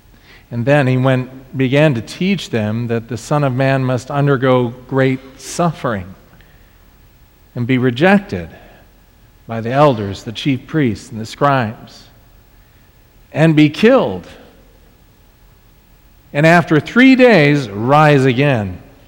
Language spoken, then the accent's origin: English; Southern California, United States; I'm from Southern California